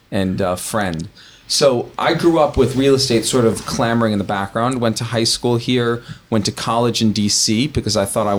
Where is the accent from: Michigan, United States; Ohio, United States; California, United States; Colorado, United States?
California, United States; Los Angeles; I think I'm fourth generation from Los Angeles. You'll edit this out, but from for a Jew in L.A., that's like we came over on the Mayflower, basically.